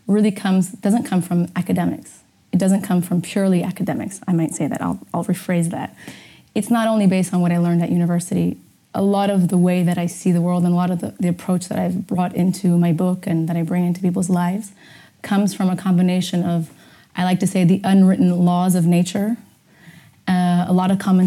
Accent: Portugal; also born or lived in Amsterdam, Netherlands; I was born in Amsterdam, and when I was only one, I moved with my parents, obviously, moved to Portugal

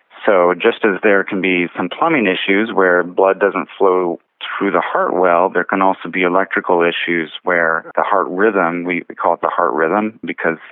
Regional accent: Bakersfield, California, United States; moved away as an adult; also born or lived in Los Angeles / Hawaii; I was born and raised here in Bakersfield, and so I'm happy to be back home

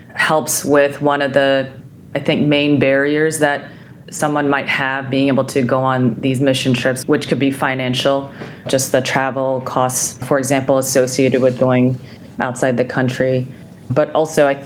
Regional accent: Seoul, South Korea; moved away; Growing up in Seoul, South Korea, I witnessed my father operate on a child born with a cleft during his time in the South Korean army

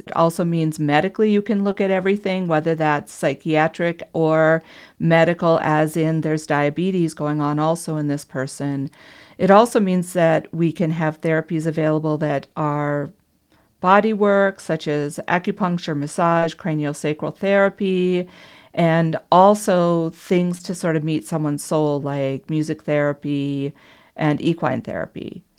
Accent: Minnesota, United States; moved away; I was originally from Minnesota

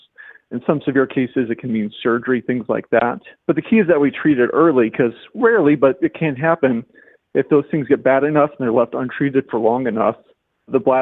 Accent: Oklahoma, United States; moved away as an adult; also born or lived in Indiana; originally from Oklahoma

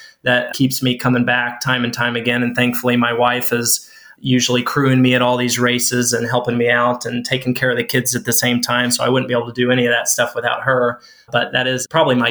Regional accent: Jasonville, Indiana, United States; moved away as an adult; now in Plymouth, Indiana, United States; My home is in a small town in southern Indiana, Jasonville

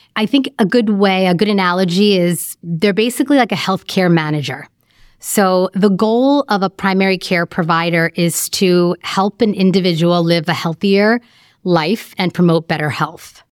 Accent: New York, United States; moved away as an adult; now in Chicago, United States; I was born and raised in New York, and in about two thousand six, I moved to Chicago for medical training.

